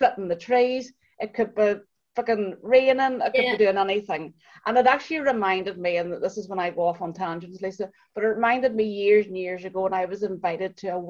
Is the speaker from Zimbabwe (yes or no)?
no; Ireland; our Irish skin